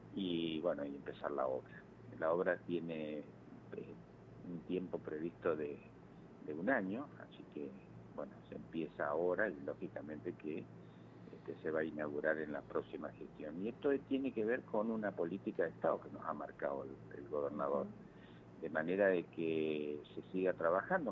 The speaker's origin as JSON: {"language": "Spanish", "town": "Malabrigo", "region": "Santa Fe", "country": "Argentina", "moved": "yes", "lives_now": "Santa Fe, Argentina", "said": "yo soy de Malabrigo"}